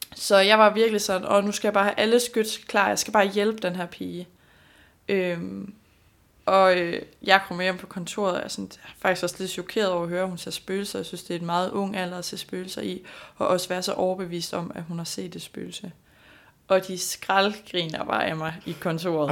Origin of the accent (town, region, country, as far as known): Denmark